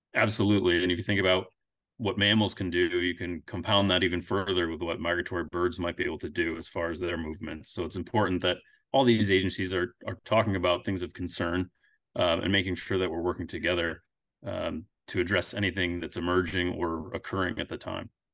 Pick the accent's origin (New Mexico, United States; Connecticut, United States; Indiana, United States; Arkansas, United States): Connecticut, United States; moved away as an adult; also born or lived in Alaska; now in Pennsylvania, United States; I'm originally from Connecticut. I moved to Pennsylvania about, uh, ten years ago.